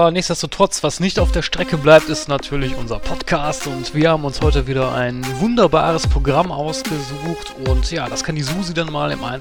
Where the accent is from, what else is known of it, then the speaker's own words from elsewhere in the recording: North Rhine-Westphalia, Germany; Bei uns im Ruhrgebiet gibt es immer den, den Zombie Walk.